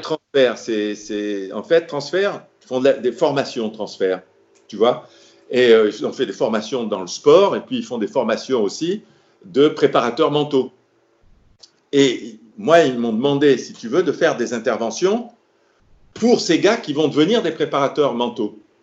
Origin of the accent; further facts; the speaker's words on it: Marrakesh, Marrakesh-Safi, Morocco; Je dis Marrakech